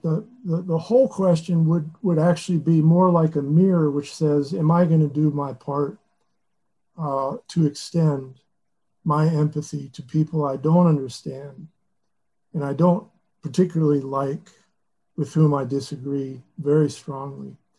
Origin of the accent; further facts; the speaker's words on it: Lexington, Kentucky, United States; Lexington, about two and a half hours from the monastery, which is my hometown, Lexington.